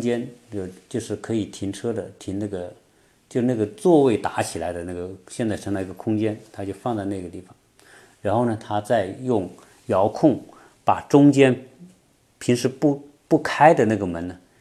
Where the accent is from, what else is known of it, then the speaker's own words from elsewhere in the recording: China; now in Atlanta, United States; 我们中国人是特别爱吃龙虾了